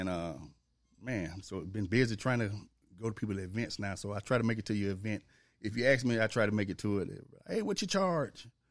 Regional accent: Memphis, Tennessee, United States; also born or lived in Olive Branch, Mississippi; growing up in Memphis

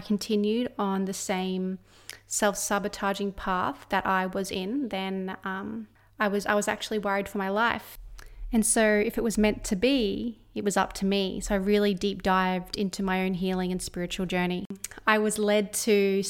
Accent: Australia; my hometown, my small little mining town here in Australia

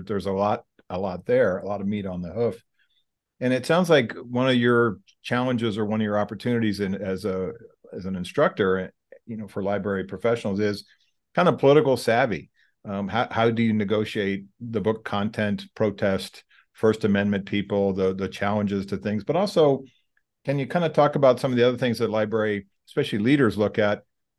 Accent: California, United States; I came from California where buildings are old and they're, 40 years old.

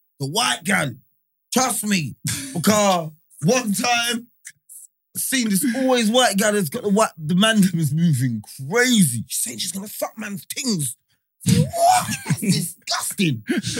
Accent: London, United Kingdom; Because I was from Holloway Boys, yeah?

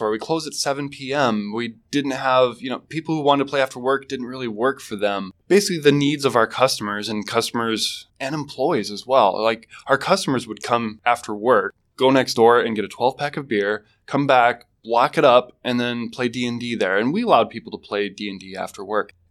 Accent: Mason City, Iowa, United States; also born or lived in Fresno, California; I was born in Fresno, California, but I spent most of my years growing up in Mason City, Iowa.

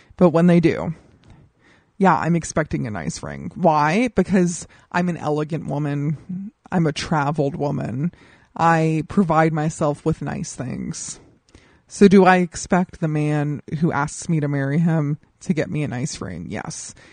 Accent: Colorado, United States; now in Los Angeles, United States; I grew up in Colorado

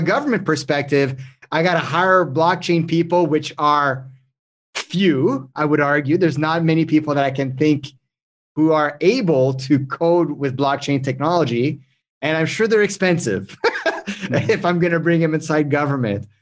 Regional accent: Canada; English is a second language; I'm French Canadian

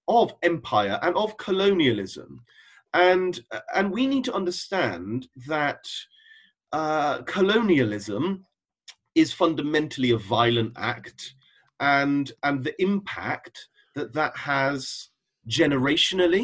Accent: the Cotswolds, South West England, United Kingdom; I grew up in the Cotswolds

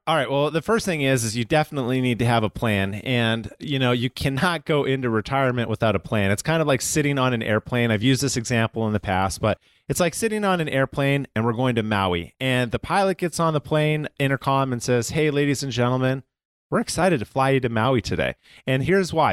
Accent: Calgary, Alberta, Canada; moved away as an adult; now in United States; I am originally from Calgary, Canada, um, moved down to the United States in two thousand six permanently and became a citizen.

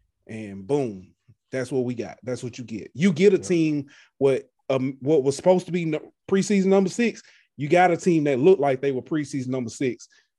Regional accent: Alabama, United States; I'm actually from Alabama.

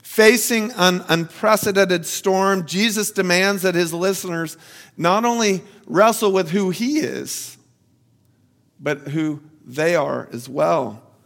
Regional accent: Florida, United States; I'm from Florida

